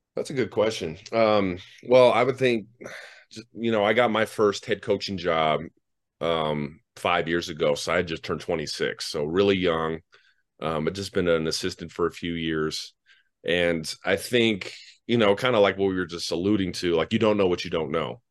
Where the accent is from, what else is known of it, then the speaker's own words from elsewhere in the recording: Denver, Colorado, United States; Well, I'm from Denver. I'm born and raised Denver kid.